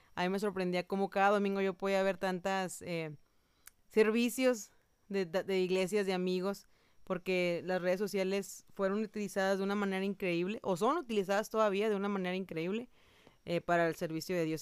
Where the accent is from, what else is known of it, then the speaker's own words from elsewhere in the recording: Mexico; yo, mexicana, estoy acá en Costa Rica